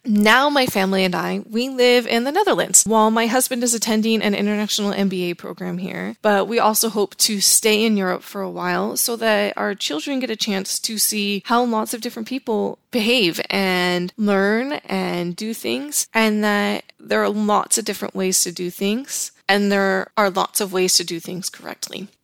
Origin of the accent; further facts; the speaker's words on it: Los Angeles, California, United States; moved away; also born or lived in Utah / Virginia / Savannah, Georgia; I grew up in Southern California and then I moved to Utah